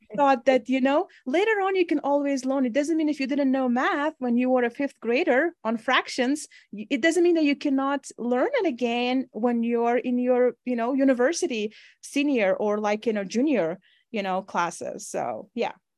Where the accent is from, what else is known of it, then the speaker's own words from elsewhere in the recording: Uzbekistan; moved away as an adult; now in Wyoming, United States; when I was growing up in Uzbekistan